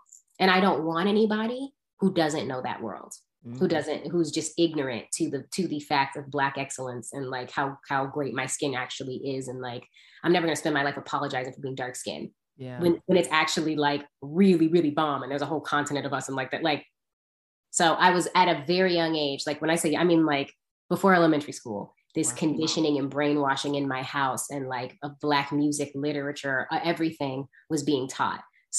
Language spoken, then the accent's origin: English; California, United States; Because in Atlanta, I came from California. I went to Atlanta.